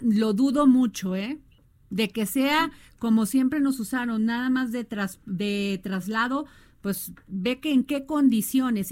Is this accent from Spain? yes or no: no; Mexico; los mexicanos